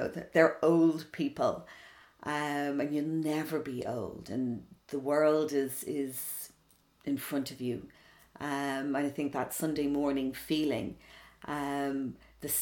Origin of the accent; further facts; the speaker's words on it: Dublin, Leinster, Ireland; also born or lived in London; growing up in Dublin back then